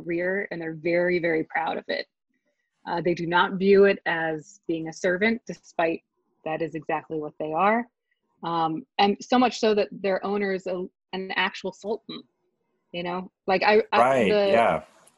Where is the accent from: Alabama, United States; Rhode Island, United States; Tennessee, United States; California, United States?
California, United States; Southern; also born or lived in Long Beach; growing up in Southern California